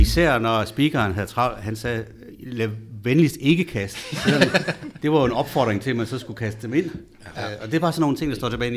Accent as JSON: {"language": "Danish", "town": "Østerbrønderslev", "region": "North Denmark Region", "country": "Denmark", "tie": "born or raised there", "said": "Jeg kommer fra Østerbrønderslev, og dengang der kunne man ligesom holde med Frederikshavn, da jeg var dreng"}